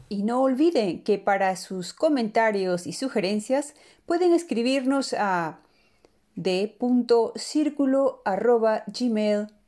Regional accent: Peru; now in Amsterdam, Netherlands; los peruanos vayamos a elegir un nuevo presidente. Y me incluyo.

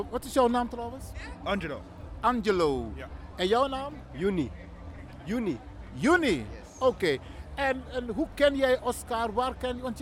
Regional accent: Groningen, Netherlands; Nee, ik kom dus uit Groningen.

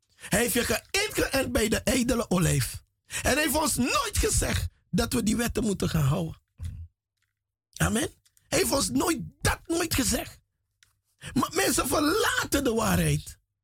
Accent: Paramaribo, Paramaribo District, Suriname; moved away as an adult; now in Netherlands; Vanaf mijn derde jaar, derde, vierde jaar ben ik in Paramaribo grootgebracht

